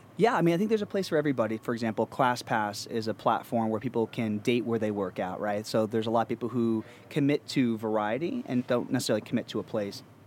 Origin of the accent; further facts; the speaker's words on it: Pennsylvania, United States; now in New York, United States; we've grown up in small towns. I'm from Pennsylvania